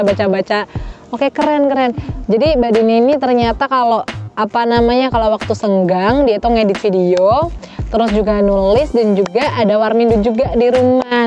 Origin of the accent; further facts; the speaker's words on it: Tegal, Central Java, Indonesia; kita orang Jawa Tengah, khusus khususnya Tegal